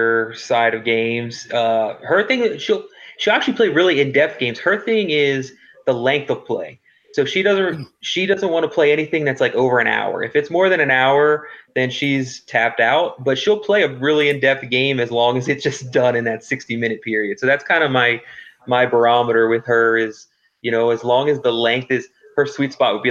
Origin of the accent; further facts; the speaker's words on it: Baltimore, Maryland, United States; moved away as an adult; now in Phoenix, United States; I'm originally from Baltimore